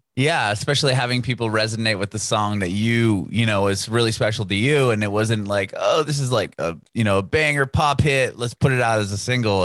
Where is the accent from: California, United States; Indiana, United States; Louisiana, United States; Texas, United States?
California, United States; I'm from California